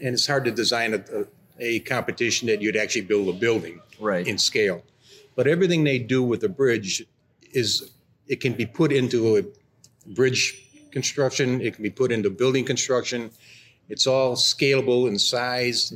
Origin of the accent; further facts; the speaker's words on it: Rochester, New York, United States; I'm from Rochester, New York